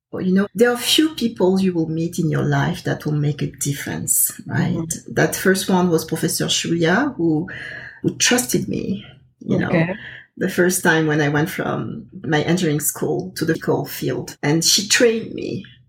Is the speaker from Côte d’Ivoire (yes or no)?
yes; Côte d’Ivoire